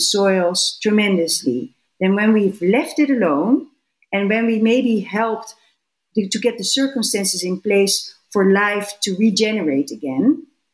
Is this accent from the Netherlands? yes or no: yes; Netherlands; I'm from the Netherlands